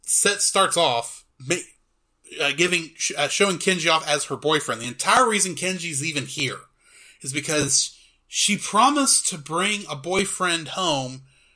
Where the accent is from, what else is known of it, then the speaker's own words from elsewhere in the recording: United States; as an American